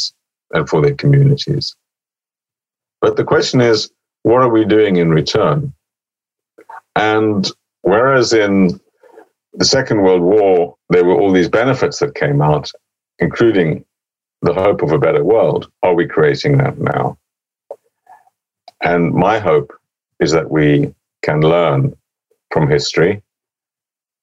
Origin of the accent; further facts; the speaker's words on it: Oxford, South East England, United Kingdom; Oxford, my hometown